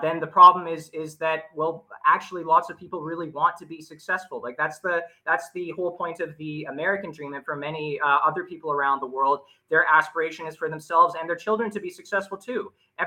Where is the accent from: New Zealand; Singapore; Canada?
Canada; I'm actually Canadian